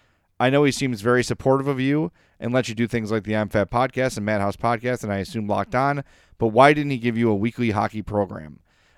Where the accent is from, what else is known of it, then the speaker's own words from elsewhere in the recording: Illinois, United States; towards where I grew up in Oak Lawn or in Mount Greenwood or Beverly or those sort of areas where it's Notre Dame crazy.